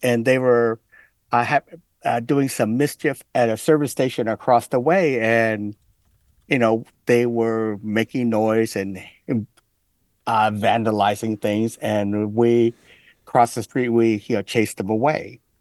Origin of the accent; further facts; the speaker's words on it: Oakland, California, United States; Growing up in Chinatown